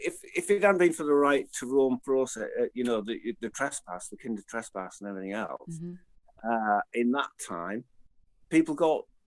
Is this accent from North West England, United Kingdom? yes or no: no; Leeds, Yorkshire and the Humber, United Kingdom; I grew up with him in Leeds